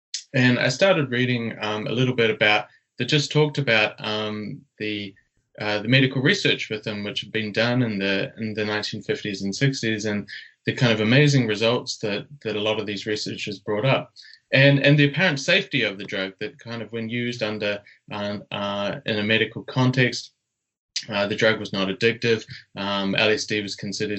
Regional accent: New Zealand; also born or lived in Australia; Yeah, so as you said, I'm from New Zealand, but was doing my study in Australia.

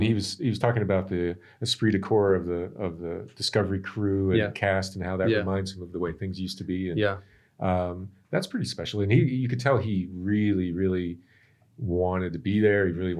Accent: Iowa, United States; Are you from space? No, I'm from Iowa. I just work in space.

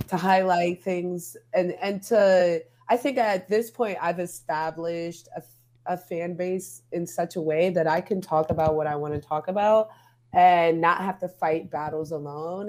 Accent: New York, United States; I'm from New York

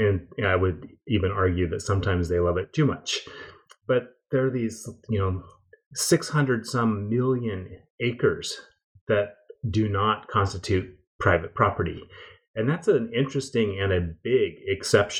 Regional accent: Pacific Northwest, about 40 miles north of Seattle, Washington, United States; I grew up in the Pacific Northwest, about 40 miles north of Seattle

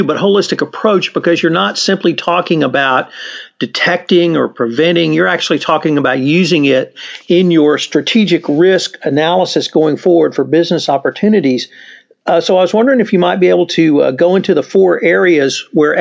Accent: Houston, Texas, United States; I'm from Houston

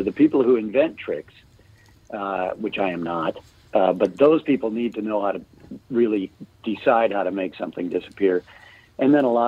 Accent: Minneapolis, Minnesota, United States; also born or lived in Ely, Minnesota; I was born in the Twin Cities, and then I went to high school up in Ely, Minnesota, and then came back down to the cities for college and law school

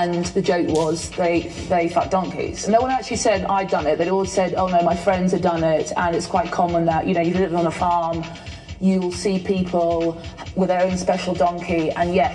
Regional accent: London, United Kingdom; moved away as an adult; now in Colombia; I'm from London. I'm a freelance journalist here, and I've been here for five years.

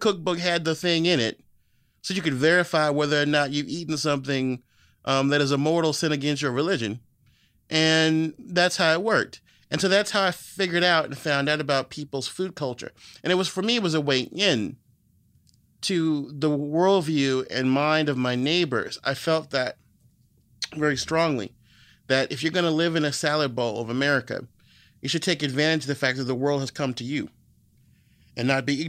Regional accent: Virginia, United States; You're from Montgomery County, I'm from Loudoun County.

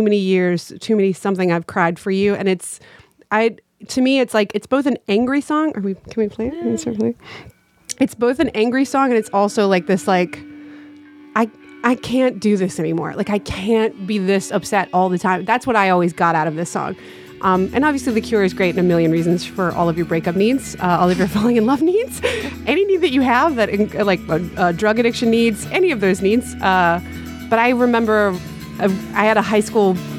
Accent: North Carolina, United States; we're both from North Carolina

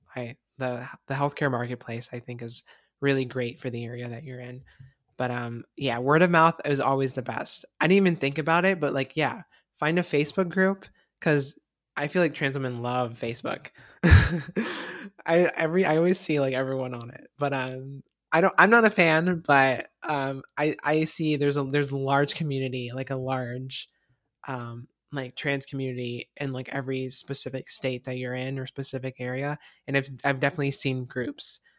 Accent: Florida, United States; moved away as an adult; now in Washington, United States; I'm, I'm from Florida

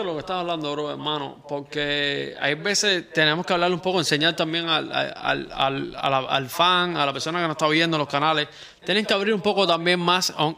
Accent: Cuba; nosotros somos cubanos

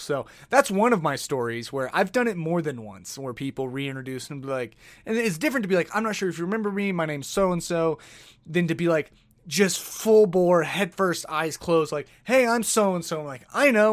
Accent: Oklahoma City, Oklahoma, United States; moved away as an adult; now in Denver, United States; I'm from Oklahoma City

